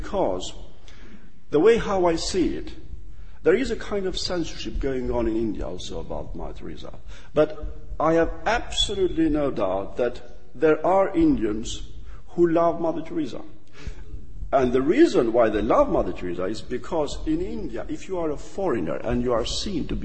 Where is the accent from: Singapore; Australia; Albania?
Albania; now in United Kingdom; I am from Albania